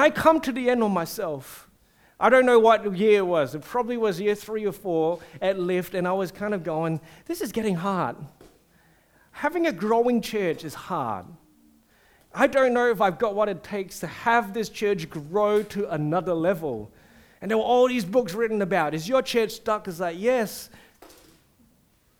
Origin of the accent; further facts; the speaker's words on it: Singapore; I'm a Singaporean